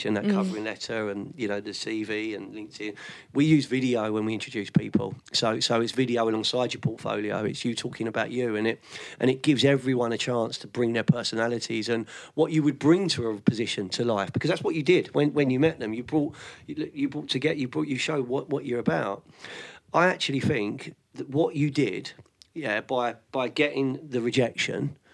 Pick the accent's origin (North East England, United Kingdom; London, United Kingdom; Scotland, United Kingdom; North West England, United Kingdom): London, United Kingdom; moved away as an adult; also born or lived in Sussex; now in near Brighton, United Kingdom; I'm from West London